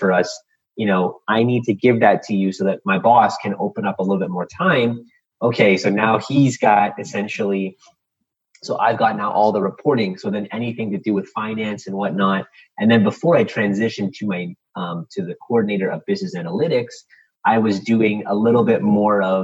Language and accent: English; Canada; we're Canadian